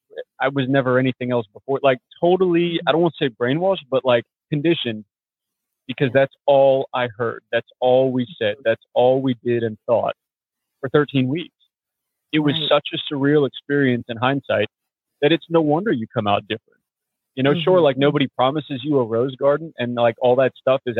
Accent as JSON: {"language": "English", "town": "Clearwater", "region": "Florida", "country": "United States", "tie": "born or raised there", "moved": "yes", "said": "I was born in Clearwater, Florida, some odd years ago"}